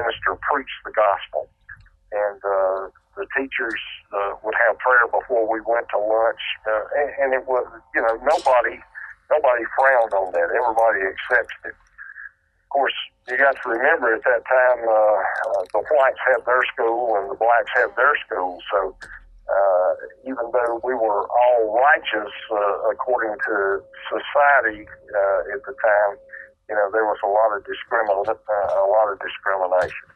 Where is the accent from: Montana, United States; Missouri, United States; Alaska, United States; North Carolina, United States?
North Carolina, United States; I was raised in the Bible Belt in North Carolina